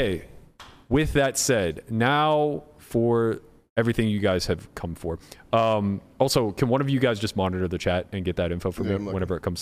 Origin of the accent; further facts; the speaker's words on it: United States; I'm American